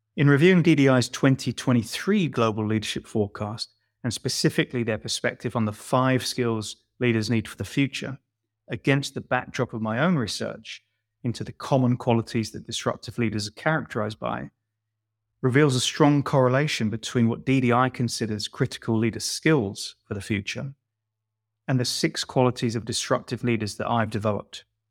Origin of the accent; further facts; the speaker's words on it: London, United Kingdom; a poor boy from Shepherd's Bush